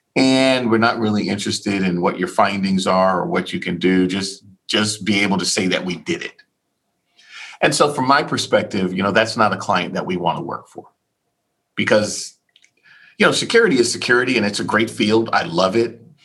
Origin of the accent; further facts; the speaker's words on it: Key West, Florida, United States; moved away; I'm born and raised in Key West, Florida